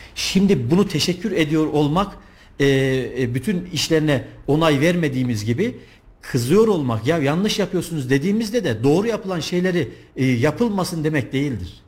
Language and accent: Turkish; Kayseri Province, Turkey; also born or lived in Istanbul; bin dokuz yüz seksen yedi Kayseri doğumluyum